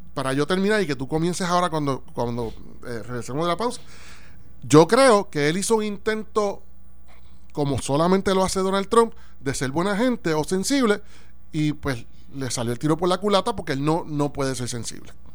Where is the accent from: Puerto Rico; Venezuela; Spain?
Puerto Rico; deseo eso como puertorriqueño